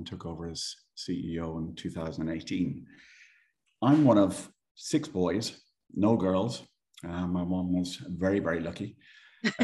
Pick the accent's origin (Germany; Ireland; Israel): Ireland; accent: Irish; moved away as an adult; also born or lived in Dublin / Isle of Man / Jersey; now in Gibraltar; as you might tell from my accent, I am Irish. Grew up in Ireland, went to school in Dublin